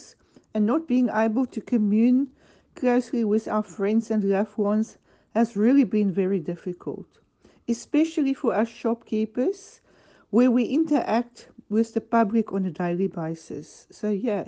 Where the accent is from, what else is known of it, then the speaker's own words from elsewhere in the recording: South Africa; moved away as an adult; now in Cornwall, United Kingdom; I was born and bred in South Africa